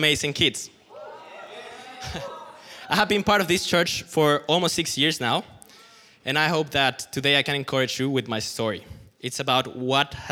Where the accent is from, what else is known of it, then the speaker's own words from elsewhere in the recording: Mexico; moved away as an adult; now in Berlin, Germany; Now, I am Mexican. I was born and raised in Mexico.